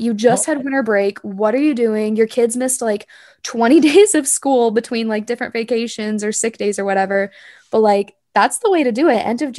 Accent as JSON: {"language": "English", "region": "West Coast", "country": "United States", "said": "My family used to vacation with another family every single year, and they're from the East Coast and we're from the West Coast, obviously."}